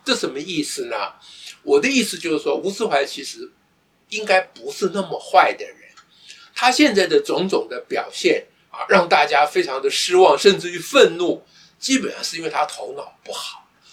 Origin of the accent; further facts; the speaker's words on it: Taiwan; 我们台湾人